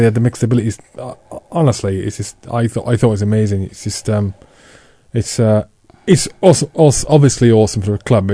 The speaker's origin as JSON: {"language": "English", "area": "Dulais Valley", "region": "South Wales", "country": "United Kingdom", "tie": "born or raised there", "moved": "as an adult", "said": "I grew up in the Dulles Valley, so, you know, sort of the southernmost... valley in the south, you know, one of the southernmost valleys in South Wales"}